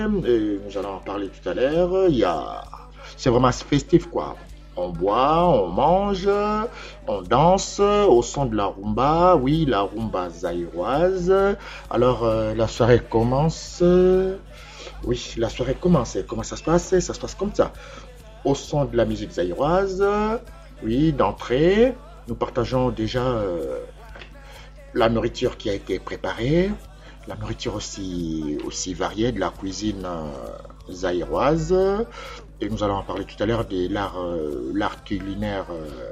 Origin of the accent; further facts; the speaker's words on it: Kinshasa, DR Congo; now in Paris, France; dans ma ville natale, Kinshasa, au Zaïre